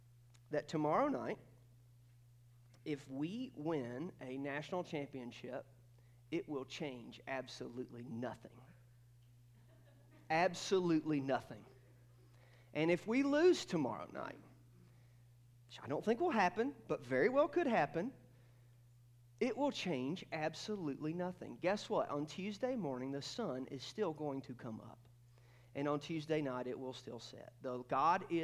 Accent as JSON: {"language": "English", "town": "Athens", "region": "Georgia", "country": "United States", "tie": "born or raised there", "said": "I was born in North Georgia, and I grew up just outside of Athens, Georgia."}